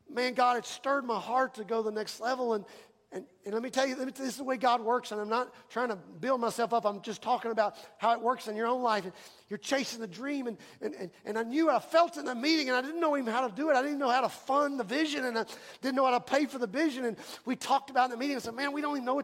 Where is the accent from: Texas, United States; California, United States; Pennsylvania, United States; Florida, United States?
Texas, United States; Houston; now in Lumberton, United States; I grew up in Houston